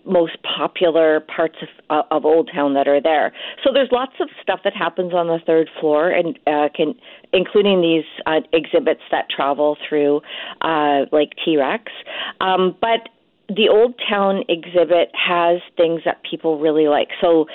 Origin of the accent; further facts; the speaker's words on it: South Vancouver Island, British Columbia, Canada; I'm from the South Island